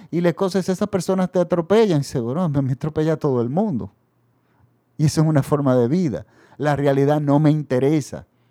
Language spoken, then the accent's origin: Spanish; Dominican Republic; en mi país el dictador Balaguer se había perpetuado